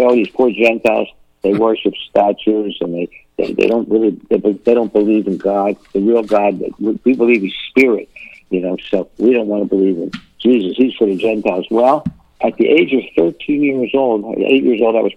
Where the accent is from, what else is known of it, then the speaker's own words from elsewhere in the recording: Philadelphia, Pennsylvania, United States; I was born in Philadelphia many years ago, back in the 40s. I'm an old man